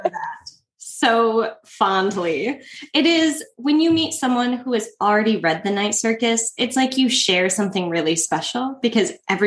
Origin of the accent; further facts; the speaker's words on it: Midwest, United States; now in Chicago, United States; I grew up in the Midwest.